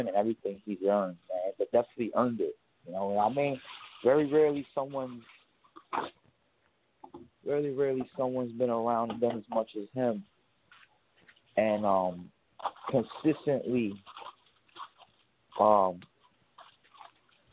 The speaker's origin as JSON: {"language": "English", "region": "New York", "country": "United States", "said": "We're from New York"}